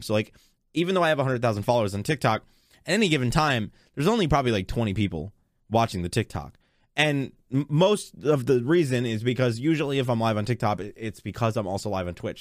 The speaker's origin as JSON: {"language": "English", "region": "Texas", "country": "United States", "said": "I'm from Texas"}